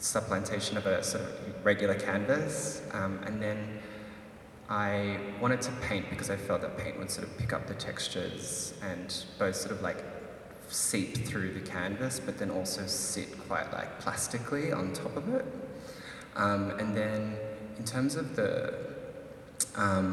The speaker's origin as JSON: {"language": "English", "country": "Philippines", "said": "me being Filipino"}